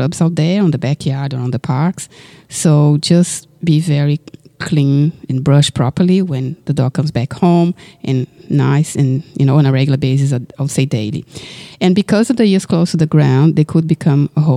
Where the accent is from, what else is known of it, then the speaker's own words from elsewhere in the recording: Brazil; now in Australia; I was raised in Brazil